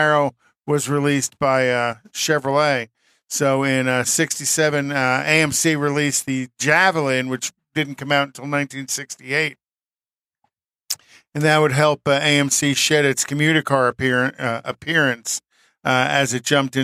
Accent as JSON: {"language": "English", "region": "New York", "country": "United States", "moved": "yes", "said": "I'm from New York"}